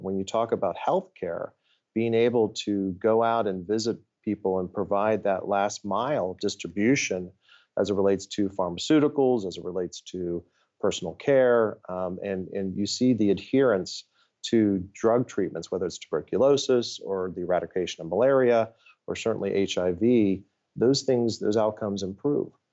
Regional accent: Ohio, United States; moved away as an adult; also born or lived in Washington, D.C.; I grew up in Ohio

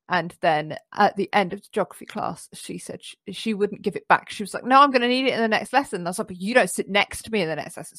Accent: London, United Kingdom; I grew up in London.

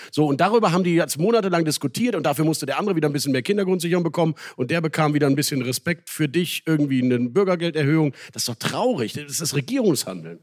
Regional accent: Rhineland, Germany; als Rheinländer

